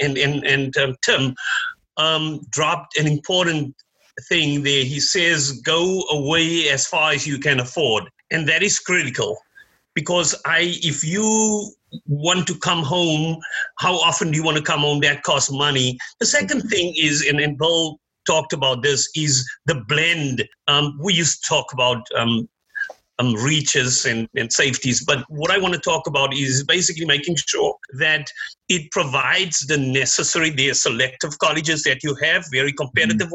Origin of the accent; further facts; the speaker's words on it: Cape Town, Western Cape, South Africa; now in United States; I was born in in Cape Town, South Africa. Came here more than 30 years ago.